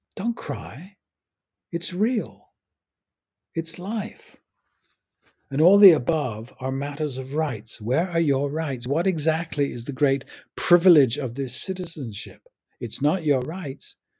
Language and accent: English; England, United Kingdom; I'm English, from England